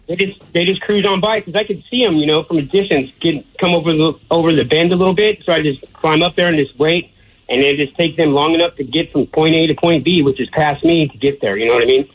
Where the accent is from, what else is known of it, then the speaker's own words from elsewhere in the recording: Alaska, United States; moved away; growing up in Alaska